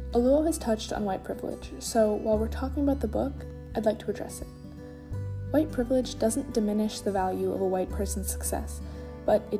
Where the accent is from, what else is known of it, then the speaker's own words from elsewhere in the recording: Sharon, United States; the people I grew up with in Sharon